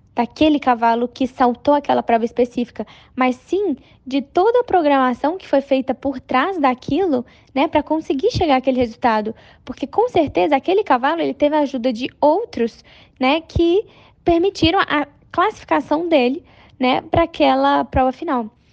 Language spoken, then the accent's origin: Portuguese; Brazil; Eu tenho 22 anos, sou brasileira